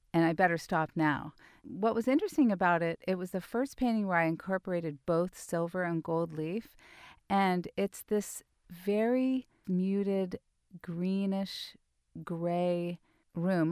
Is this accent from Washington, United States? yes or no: no; Mill Valley, California, United States; I grew up in Mill Valley in the seventies